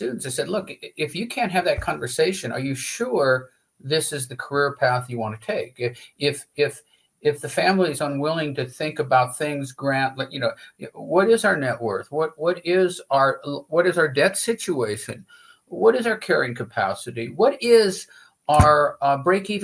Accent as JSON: {"language": "English", "town": "Laurel", "region": "Montana", "country": "United States", "also_born_or_lived": "Manhattan, Kansas", "said": "I am from Laurel, where my brother still farms"}